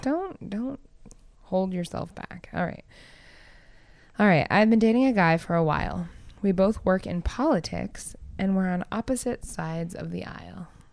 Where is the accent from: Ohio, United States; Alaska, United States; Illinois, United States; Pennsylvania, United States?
Alaska, United States; Palmer; I'm from Palmer. Palmer's a small town